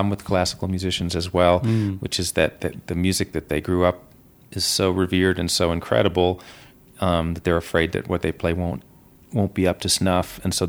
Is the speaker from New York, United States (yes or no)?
yes; New York City, New York, United States; I'm from New York City. I'm not a country guy.